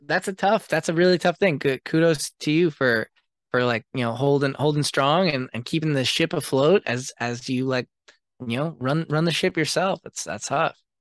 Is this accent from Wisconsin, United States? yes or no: no; Seattle, Washington, United States; I grew up in Seattle, which was, like, a really cool music scene